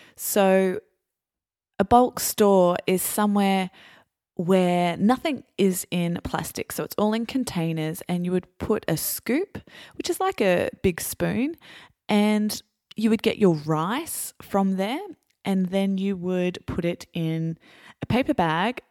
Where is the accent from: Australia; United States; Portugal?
Australia; I'm Australian